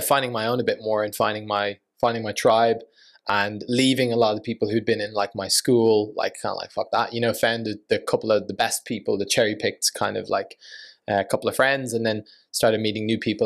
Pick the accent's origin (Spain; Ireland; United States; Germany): Ireland; effectively grew up in Ireland